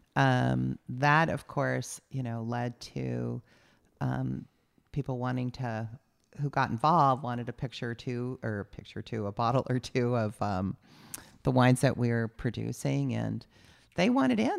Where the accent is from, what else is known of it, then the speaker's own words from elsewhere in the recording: San Diego, California, United States; moved away as an adult; also born or lived in Ohio / San Francisco; now in Napa Valley, United States; I grew up a Southern California girl